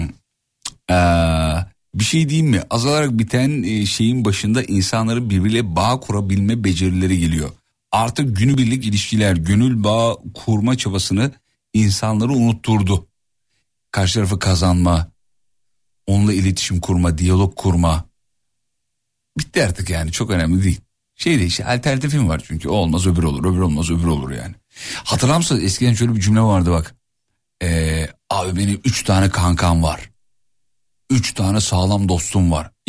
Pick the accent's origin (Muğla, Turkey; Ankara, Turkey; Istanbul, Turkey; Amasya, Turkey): Amasya, Turkey; Valla bir Amasyalı olarak söylüyorum.